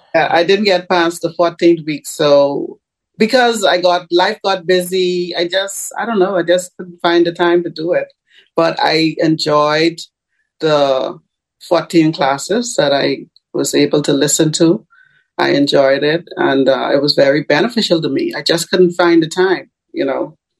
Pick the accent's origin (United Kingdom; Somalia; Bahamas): Bahamas; I am a citizen of the Bahamas. Uh huh. But I am currently in Tampa, Florida